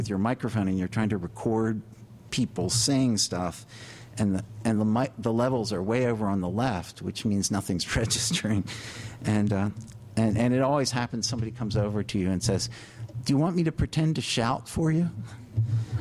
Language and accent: English; Wilmington, Delaware, United States; now in New York, United States; I was born in Wilmington, Delaware